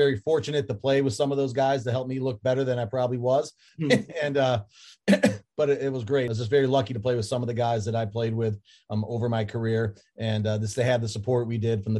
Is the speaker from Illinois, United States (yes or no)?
no; Irondequoit, New York, United States; also born or lived in Fairport, New York; when my dad passed, we moved from Fairport, New York to Irondequoit, New York